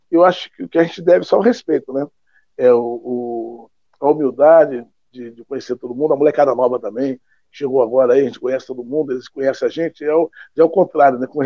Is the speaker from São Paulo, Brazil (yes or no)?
yes; Olímpia, São Paulo, Brazil; moved away; e saber que você saiu de uma cidade pequenininha de 30 mil habitantes quando era Olímpia, quando eu saí de Olímpia, e aí a gente não pensava em alcançar voos tão altos, né?